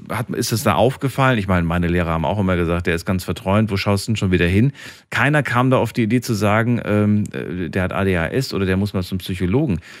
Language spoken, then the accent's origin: German; Baden-Württemberg, Germany; ich bin aus Kreis Freudenstadt.